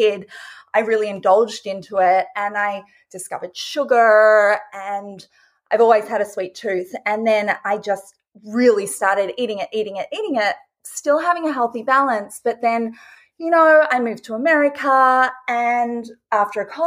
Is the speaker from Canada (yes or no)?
no; Australia; moved away; I grew up originally in Australia, and I grew up on a farm.